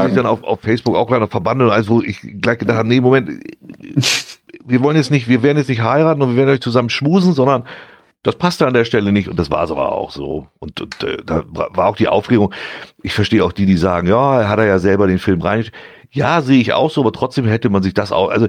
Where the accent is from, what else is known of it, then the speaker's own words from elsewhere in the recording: North Germany, Germany; Also da muss man sich schon wirklich konzentrieren als, als Norddeutscher, um das alles mitzukriegen.